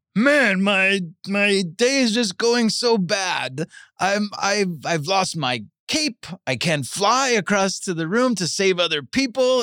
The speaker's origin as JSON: {"language": "English", "region": "New York", "country": "United States", "tie": "born or raised there", "moved": "yes", "lives_now": "Los Angeles, United States", "said": "I, I grew up in New York"}